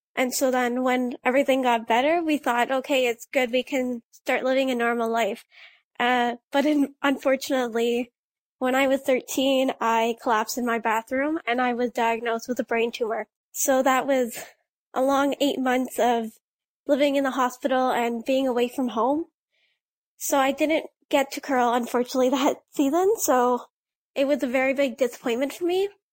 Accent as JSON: {"language": "English", "town": "Blind River", "region": "Ontario", "country": "Canada", "tie": "born or raised there", "said": "the curling club in my hometown of Blind River"}